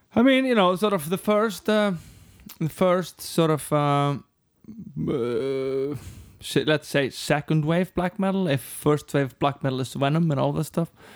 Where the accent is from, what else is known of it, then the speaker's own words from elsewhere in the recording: Reykjavík, Capital Region, Iceland; We grew up on the other side of the lake. Breiðholt